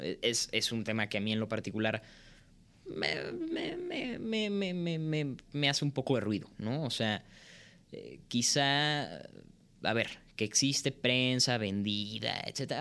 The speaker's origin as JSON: {"language": "Spanish", "country": "Mexico", "also_born_or_lived": "Canada", "said": "nosotros como mexicanos"}